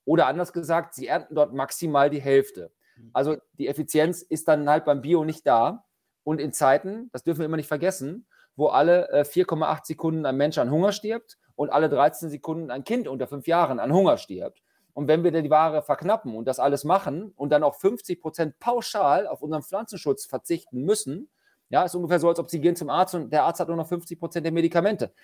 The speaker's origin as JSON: {"language": "German", "region": "Lower Saxony", "country": "Germany", "said": "bei uns in Niedersachsen"}